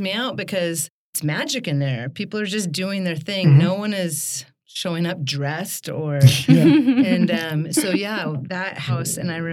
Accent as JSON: {"language": "English", "region": "Oregon", "country": "United States", "also_born_or_lived": "Tacoma, Washington", "moved": "as an adult", "lives_now": "Seattle, United States", "said": "I am originally from Oregon, so I'm a Pacific Northwest girl"}